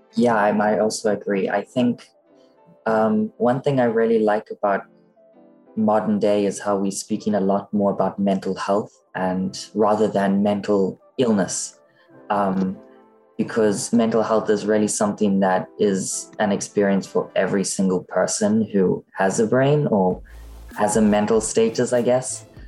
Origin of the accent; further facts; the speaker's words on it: Cape Town, Western Cape, South Africa; now in Dublin, Ireland; I'm from Cape Town, South Africa, but I'm currently based in Dublin, Ireland